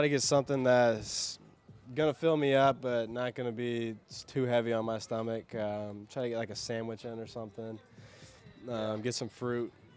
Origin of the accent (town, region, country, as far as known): Cincinnati, Ohio, United States